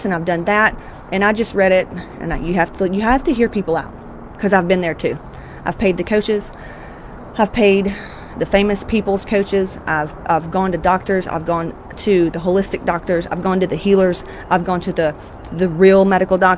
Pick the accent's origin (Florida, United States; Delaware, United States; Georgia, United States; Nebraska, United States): Georgia, United States; I'm from Georgia, Southern Baptist, fire and brimstone.